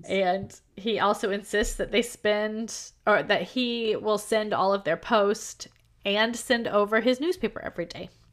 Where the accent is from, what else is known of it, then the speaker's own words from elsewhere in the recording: United States; I'm American